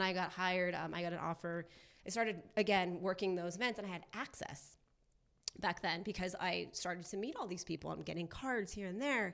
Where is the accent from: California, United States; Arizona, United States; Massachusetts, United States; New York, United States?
California, United States; Orange County; also born or lived in Newport Beach; now in Los Angeles, United States; I grew up in Orange County